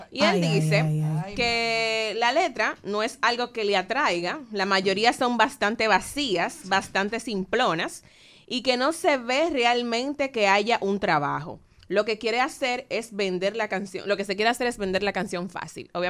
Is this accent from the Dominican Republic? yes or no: yes; Dominican Republic; lo creativo que somos los dominicanos